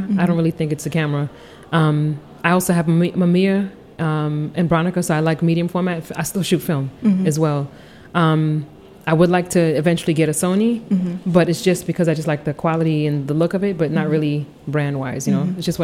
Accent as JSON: {"language": "English", "town": "New York City", "region": "New York", "country": "United States", "tie": "born or raised there", "also_born_or_lived": "Seattle, Washington / Trinidad (ancestry)", "moved": "yes", "lives_now": "Washington, D.C. area, United States", "said": "I was born in Seattle. My father was in the Army. I spent most of my childhood life in Queens, New York"}